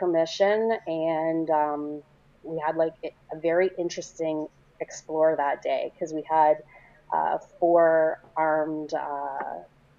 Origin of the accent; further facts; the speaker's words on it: Canada; I'm Canadian